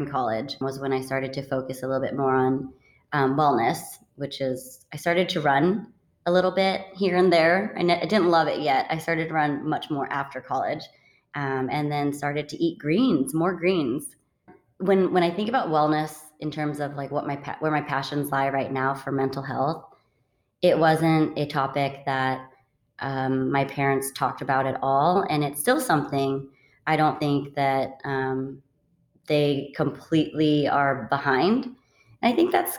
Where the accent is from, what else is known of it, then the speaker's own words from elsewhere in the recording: Redding, California, United States; also born or lived in Vancouver, Washington / Fresno, California; I grew up pretty much in Redding